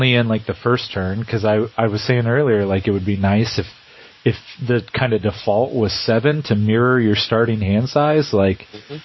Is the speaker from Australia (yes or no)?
no; England, United Kingdom; as an English guy